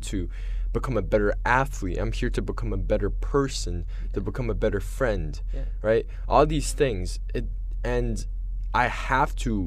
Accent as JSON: {"language": "English", "country": "China", "moved": "yes", "said": "I'm from China."}